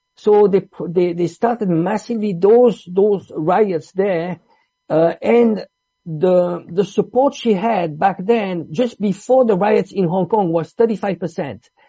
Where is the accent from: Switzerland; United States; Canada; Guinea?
Switzerland; also born or lived in Italy; I'm Italian. I grew up in Switzerland.